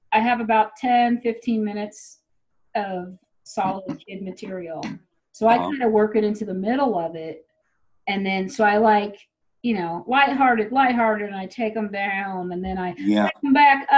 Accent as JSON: {"language": "English", "town": "Tyler", "region": "Texas", "country": "United States", "tie": "born or raised there", "moved": "yes", "said": "I grew up in Tyler."}